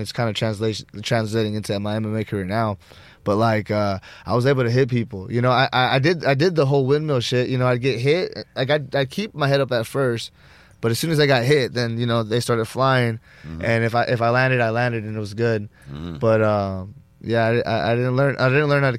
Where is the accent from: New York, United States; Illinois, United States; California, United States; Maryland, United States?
California, United States; Los Angeles; also born or lived in Granada Hills; I'm from Reseda. I grew up there my whole life